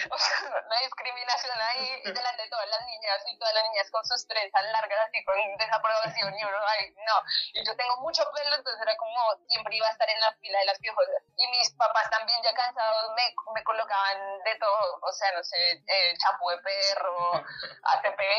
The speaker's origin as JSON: {"language": "Spanish", "country": "Colombia", "moved": "as an adult", "lives_now": "Argentina"}